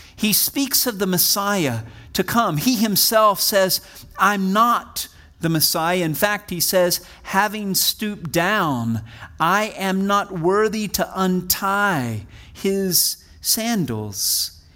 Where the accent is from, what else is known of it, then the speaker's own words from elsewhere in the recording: Wichita Falls, Texas, United States; I'm a Texan. I was born in hard scrabble, Texas, right on the Texas, Oklahoma border in a place called Wichita Falls